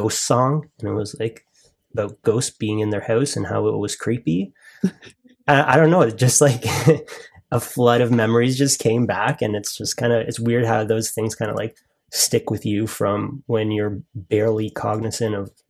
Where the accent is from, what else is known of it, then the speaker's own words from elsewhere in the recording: Toronto, Ontario, Canada; we're actually from Toronto.